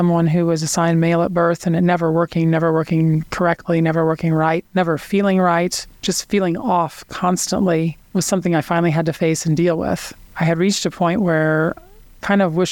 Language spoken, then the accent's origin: English; Kansas City, Missouri, United States; I grew up in Kansas City to Hickman Mills High School many years ago